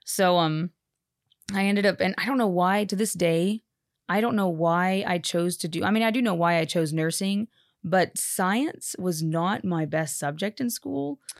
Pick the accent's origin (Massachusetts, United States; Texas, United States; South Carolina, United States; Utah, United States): Texas, United States; also born or lived in Haiti; born in Texas, born and raised in Texas.